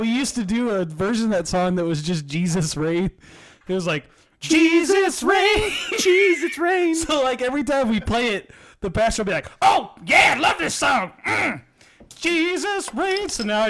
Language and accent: English; Texas, United States; What? I'm from Texas. I'm allowed to do it.